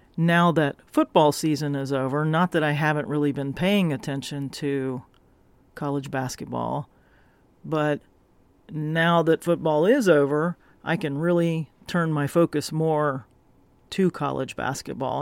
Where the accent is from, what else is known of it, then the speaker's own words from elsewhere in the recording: the South, United States; moved away; I grew up in the South